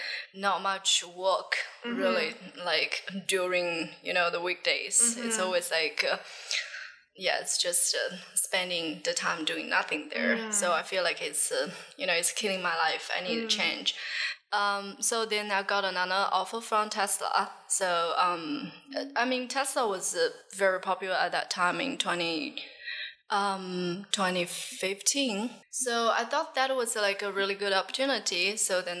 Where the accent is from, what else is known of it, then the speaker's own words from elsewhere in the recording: Jiangxi, China; now in Shenzhen, China; My hometown is in Jiangxi mm-hmm. province, actually 6 hours by car